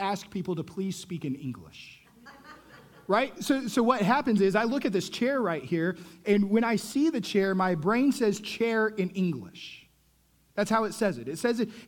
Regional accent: Texas, United States; I'm growing up in Texas, and so I get to high school

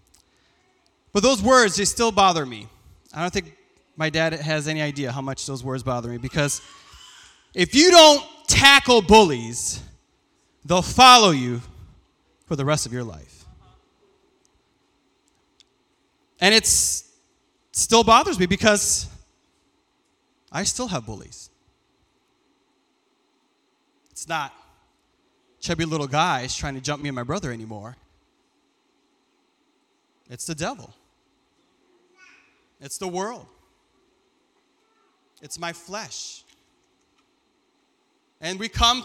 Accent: Lansing, Michigan, United States; born or raised there; first language Farsi; English is a second language

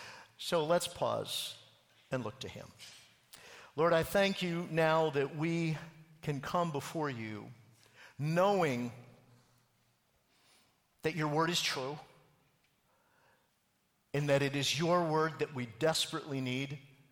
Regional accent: far northern Minnesota, United States; I grew up a town kind of kid. In fact, it was, as George said, in Minnesota, in far northern Minnesota.

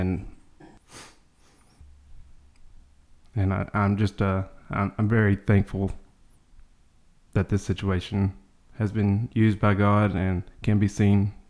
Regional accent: Seymour, United States; I, too, was born and raised in Seymour

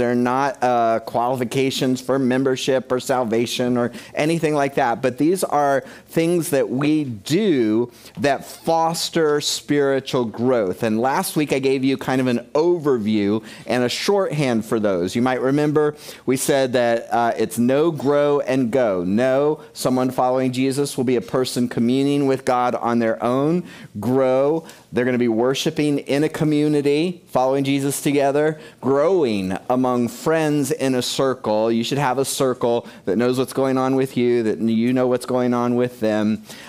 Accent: United Kingdom; I mean, we're from Britain, but you know what I'm saying.

